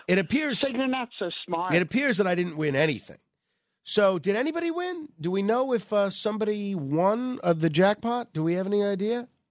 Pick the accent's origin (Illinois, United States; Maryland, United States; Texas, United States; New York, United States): New York, United States; as a New Yorker